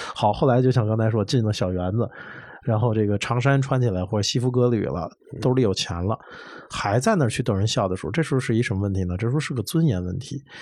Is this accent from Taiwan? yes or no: no; Beijing, China; 因为我是这块土地长起来的，是一骨子里的事儿